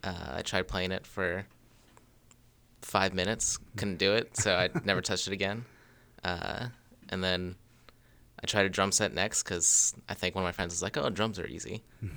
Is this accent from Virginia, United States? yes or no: yes; Ashburn, Virginia, United States; moved away as an adult; also born or lived in Harrisonburg, Virginia; now in Frederick, United States; I'm from Northern Virginia. Okay. I grew up in Ashburn. Then I went to Harrisonburg, and then I moved here.